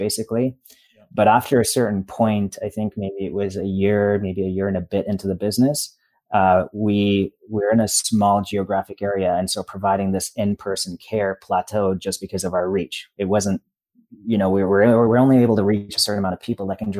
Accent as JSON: {"language": "English", "town": "Toronto", "region": "Ontario", "country": "Canada", "tie": "born or raised there", "said": "I grew up in Toronto, but I moved outside of Toronto to a smaller town"}